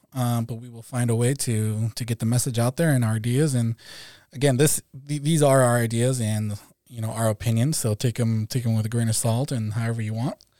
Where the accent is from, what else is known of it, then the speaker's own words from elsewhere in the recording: Mexico; now in California, United States; I'm also from California. Um, originally from Mexico, so I'm an immigrant to, to the U S